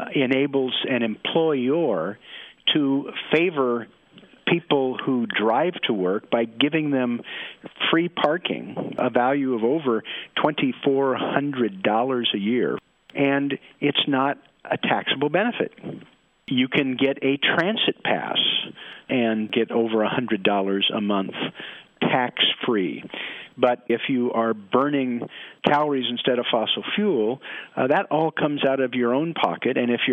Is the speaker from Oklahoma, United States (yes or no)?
no; Portland, Oregon, United States; I'm from Portland, Oregon, where it rains all the time, so we need rain gear.